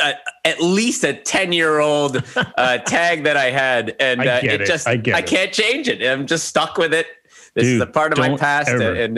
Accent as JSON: {"language": "English", "town": "Calgary", "region": "Alberta", "country": "Canada", "tie": "born there", "also_born_or_lived": "Castlegar", "said": "I was born in Calgary."}